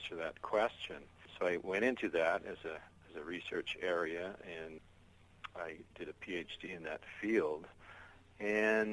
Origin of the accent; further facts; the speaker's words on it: Canada; moved away as an adult; now in Okinawa, Japan; played a lot of sports when I was a kid growing up in Canada